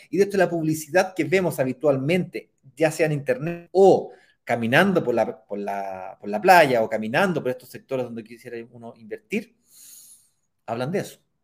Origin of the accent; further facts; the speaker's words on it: Chile; accent: Chilean; Estoy aquí, en mi patria, en mi país. Como notarán por mi acento, yo soy chileno.